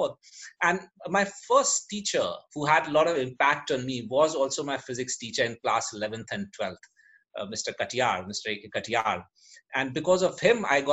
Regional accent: Kanpur, Uttar Pradesh, India; first language English and Sanskrit; I was born and brought up in Kanpur

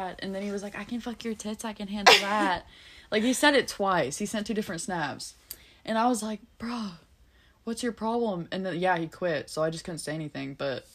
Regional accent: United Kingdom; now in Cincinnati, United States; I'm British

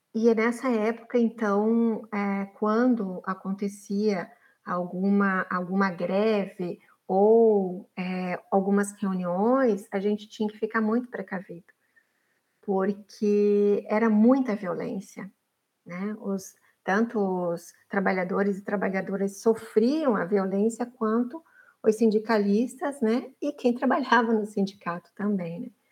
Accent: Araucária, Paraná, Brazil; moved away as an adult; also born or lived in Dourados / Curitiba; now in Florianópolis, Brazil; eu nasci, como você falou, no município de Araucária, especificamente no hospital de Araucária

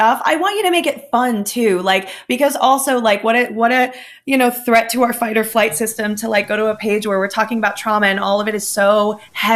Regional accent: New Jersey, United States; I'm from New Jersey, I'm spicy, I'm Latina.

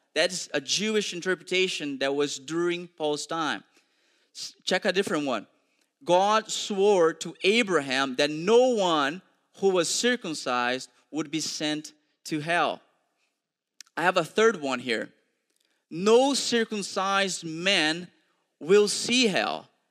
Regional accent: Brazil; English is a second language; moved away; I'm also originally from Brazil

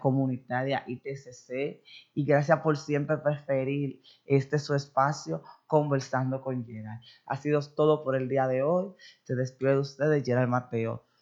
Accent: Dominican Republic; somos dominicanos

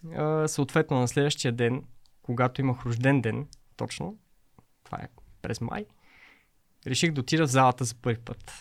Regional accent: Pazardzhik, Pazardzhik Province, Bulgaria; Също аз съм родом от Пазачик.

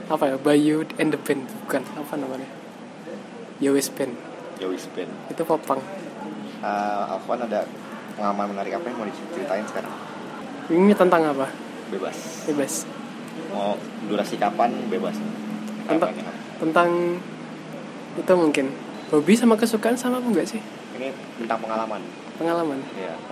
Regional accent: Ngawi, East Java, Indonesia; saya tempat lahirnya di Ngawi, Kota Ngawi, Kabupaten Ngawi.

